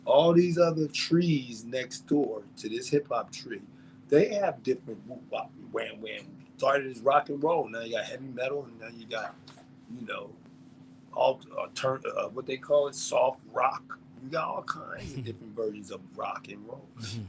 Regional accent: Brooklyn, New York, United States; I'm from Brooklyn. You understand me? Brownsville. I'm from Brooklyn, yo.

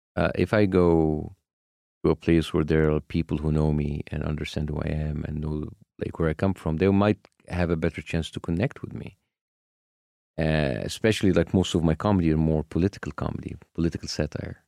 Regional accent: Egypt; moved away as an adult; now in United States; my home country

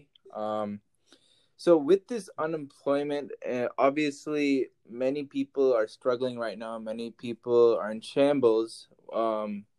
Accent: Texas, United States; I'm from Texas

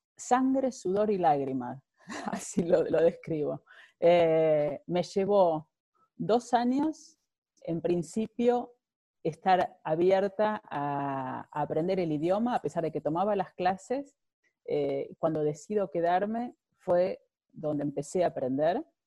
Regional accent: Buenos Aires, Argentina; moved away as an adult; now in Netherlands; soy de Buenos Aires, llegué ya hace 19 años, a, casi 19 años a, Holanda

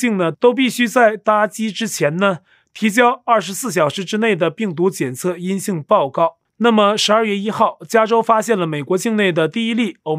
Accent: northern Taiwan, Taiwan; 我是北部人，这边有些老一辈的朋友亲戚啊都觉得统一好

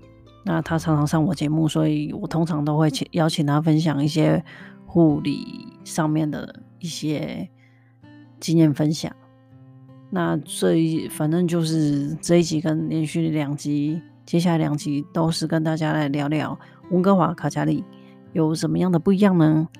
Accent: Kaohsiung, Taiwan; now in Canada; 他是高雄的，跟我一样，所以我们讲话的口音是很相似的。

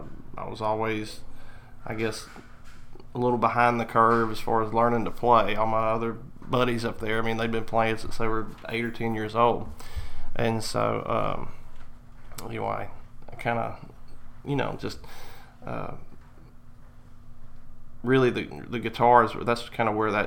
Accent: Louisiana, United States; also born or lived in Monroe / Baton Rouge / Pineville; Well, see, that's where my family's from. I was born in Monroe, Louisiana. And then we moved around. We lived like Baton Rouge, Pineville, all over the state, kind of.

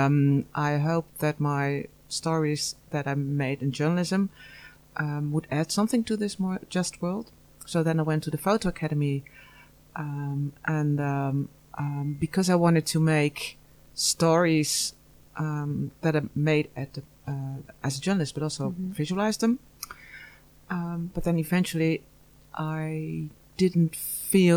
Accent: southern Netherlands, Netherlands; now in Amsterdam, Netherlands; I'm from the Netherlands. I live in Amsterdam, but I'm originally from the South.

